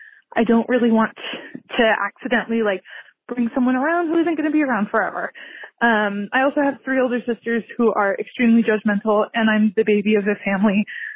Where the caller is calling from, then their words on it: California, United States; I'm calling from California.